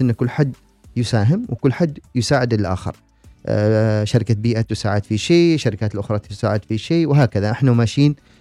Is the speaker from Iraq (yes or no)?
no; Oman